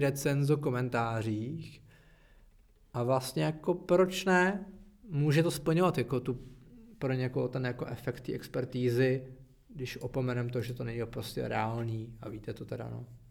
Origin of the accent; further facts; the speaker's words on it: Czechia; my jsme Češi